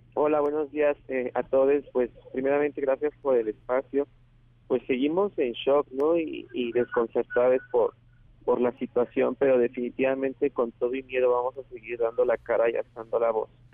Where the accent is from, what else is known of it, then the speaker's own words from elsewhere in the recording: Mexico City, Mexico; yo soy de Ciudad de México